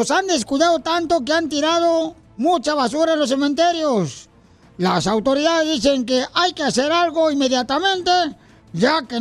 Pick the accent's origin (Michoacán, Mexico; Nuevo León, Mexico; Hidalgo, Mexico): Michoacán, Mexico; now in United States; Porque acá venimos de Michoacán a Estados Unidos.